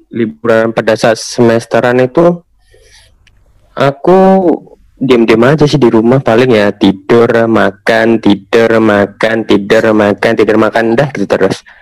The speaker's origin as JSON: {"language": "Indonesian", "town": "Kudus", "region": "Central Java", "country": "Indonesia", "said": "Kalau di daerah daerahku ya daerah Kudus itu ada daerah yang emang eh, mungkin emang suka rob ya. Emang biasanya tuh daerah sana itu emang banyak rob. Tapi kalau aku kan kebetulan anak kota biasa"}